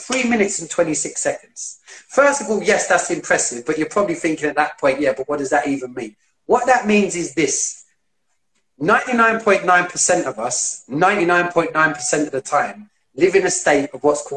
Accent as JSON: {"language": "English", "region": "London", "country": "United Kingdom", "tie": "born or raised there", "said": "I grew up in East London, you might be able to tell by the way I talk, but I grew up in area East London"}